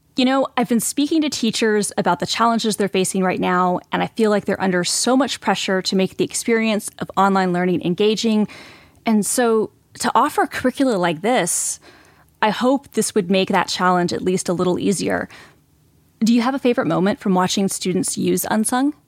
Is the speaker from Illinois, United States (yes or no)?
no; Atlanta, Georgia, United States; I was born and raised in Atlanta